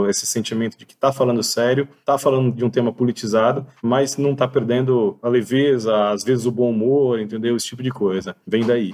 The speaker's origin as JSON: {"language": "Portuguese", "region": "São Paulo", "country": "Brazil", "said": "nós somos de São Paulo, né, cidade de São Paulo"}